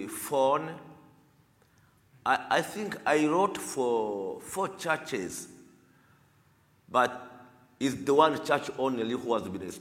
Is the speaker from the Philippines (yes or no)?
no; DR Congo; English is a second language; also born or lived in Rwanda / Uganda / Nairobi, Kenya; now in United States; I'm Congolese from Africa.